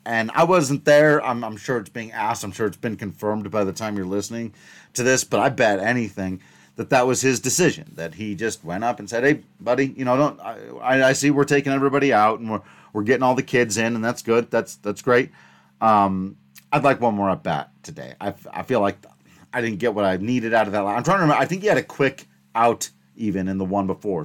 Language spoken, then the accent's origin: English; Grand Junction, Colorado, United States; Grand Junction, which, yes, happens to be my hometown